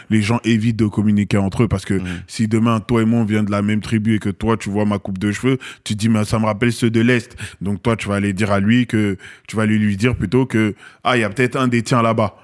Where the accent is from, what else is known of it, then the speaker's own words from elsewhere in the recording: Seine-Saint-Denis, Île-de-France, France; also born or lived in Paris; j'ai grandi dans le 93